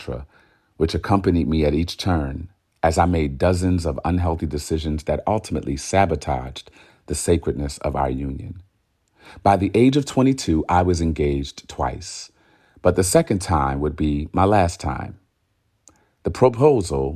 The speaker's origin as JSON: {"language": "English", "town": "Newark", "region": "New Jersey", "country": "United States", "tie": "born or raised there", "also_born_or_lived": "Irvington, New Jersey", "moved": "yes", "said": "we both were raised in Newark, but I moved out early to live in a more civilized dwelling."}